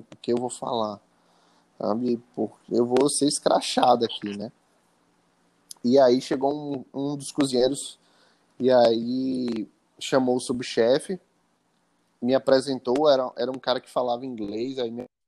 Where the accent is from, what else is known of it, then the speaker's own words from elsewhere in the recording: Salvador, Bahia, Brazil; moved away as an adult; also born or lived in Italy; voltei para Salvador para passar um, algumas semanas aqui com a família